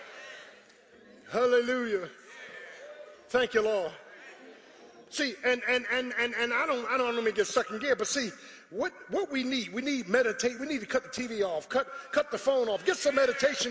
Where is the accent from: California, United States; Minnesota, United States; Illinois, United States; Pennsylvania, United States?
Pennsylvania, United States; Philadelphia; I'm from South Philly. We ain't play that there